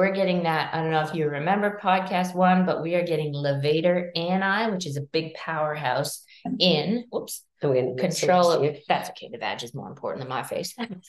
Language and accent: English; Canada; now in Australia; I'm a Canadian by birth, but I've lived in Australia for ages.